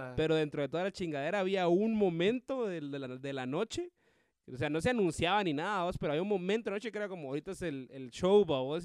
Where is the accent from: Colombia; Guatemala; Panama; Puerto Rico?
Guatemala; comediante de aquí de Guate